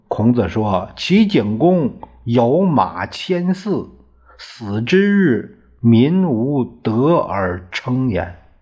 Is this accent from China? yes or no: yes; Puyang, Henan, China; 我老家呀是濮阳市人